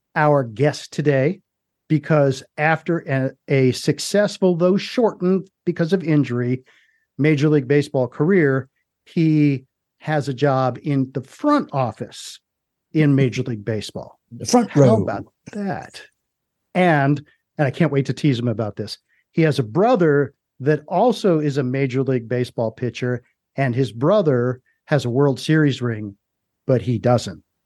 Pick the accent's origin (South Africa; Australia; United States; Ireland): United States; Washington DC area, District of Columbia; I grew up in the Washington DC area